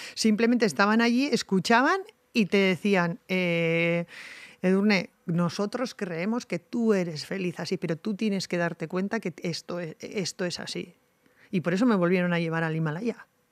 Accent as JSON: {"language": "Spanish", "town": "Tolosa", "region": "Basque Country", "country": "Spain", "said": "en el Club de Montaña de mi pueblo"}